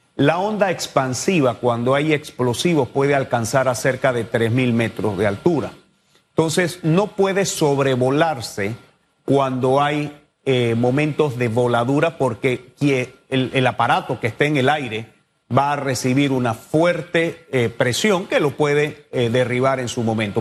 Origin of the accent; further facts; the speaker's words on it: Panama; todos somos panameños